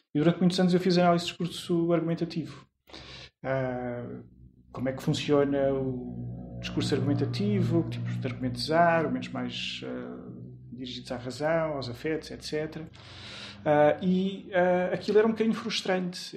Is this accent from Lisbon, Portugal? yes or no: yes; Lisbon, Portugal; also born or lived in Porto Alegre, Brazil; eu vim para Lisboa com um ano, um ano e pouco